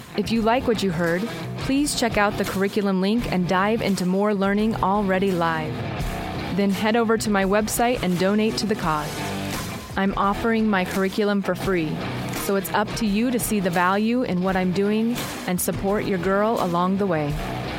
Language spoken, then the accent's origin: English; United States; We are American